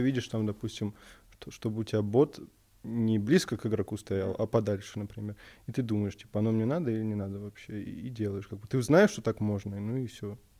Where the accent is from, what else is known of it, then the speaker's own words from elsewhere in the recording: Moscow, Russia; Я москвич